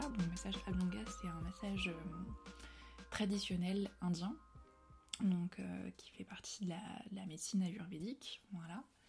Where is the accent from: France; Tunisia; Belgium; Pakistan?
France; Puy-de-Dôme, Auvergne-Rhône-Alpes; moved away as an adult; also born or lived in Paris; je suis revenue vivre voilà, chez moi, dans le Puy-Dôme